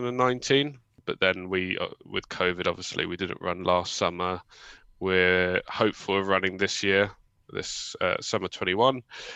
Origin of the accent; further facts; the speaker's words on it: London, United Kingdom; I grew up in Hackney, so I know the area quite well.